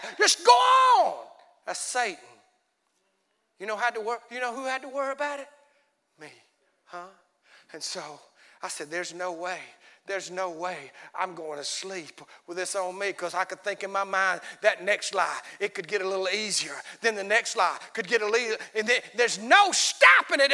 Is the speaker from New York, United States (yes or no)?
no; Alabama, United States; we're from Alabama.